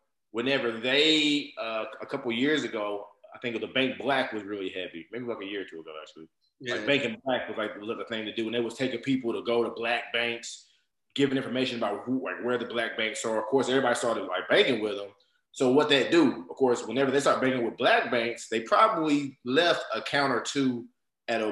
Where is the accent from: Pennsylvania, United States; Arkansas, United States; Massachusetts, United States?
Arkansas, United States; Jonesboro; moved away as an adult; also born or lived in California / Conway, Arkansas; now in Texas, United States; I'm from Jonesboro, Arkansas